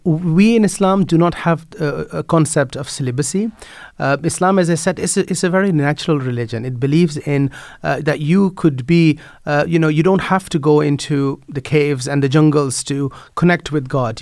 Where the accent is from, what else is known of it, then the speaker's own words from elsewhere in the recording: Netherlands; moved away as an adult; now in Ireland; I grew up in the Netherlands